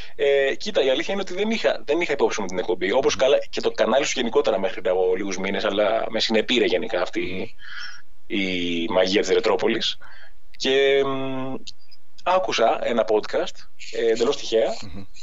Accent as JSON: {"language": "Greek", "town": "Athens", "region": "Attica", "country": "Greece", "tie": "born or raised there", "lives_now": "Agios Dimitrios, Greece", "said": "μεγάλωσα στην Αθήνα, mm-hmm. στην Αθήνα μέσα στο Δήμο κιόλα"}